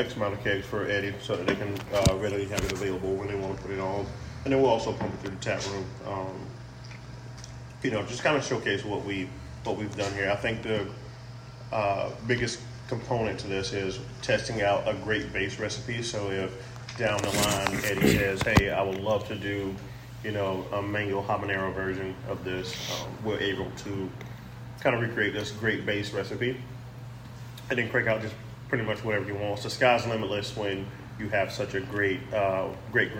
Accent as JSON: {"language": "English", "town": "Lake City", "region": "South Carolina", "country": "United States", "said": "I am originally from Lake City, South Carolina"}